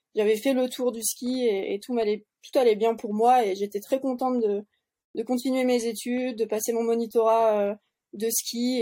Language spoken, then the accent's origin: French; Tignes, Auvergne-Rhône-Alpes, France; also born or lived in Bourg-Saint-Maurice; je suis allée à l'école maternelle, primaire à Tignes, après au collège à Bourg-Saint-Maurice